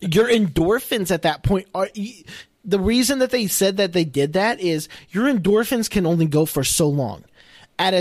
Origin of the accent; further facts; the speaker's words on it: Ireland; I'm Irish